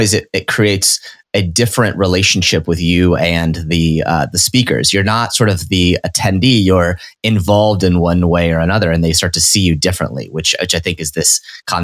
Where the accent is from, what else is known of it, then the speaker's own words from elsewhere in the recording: Nebraska, United States; I grew up in Nebraska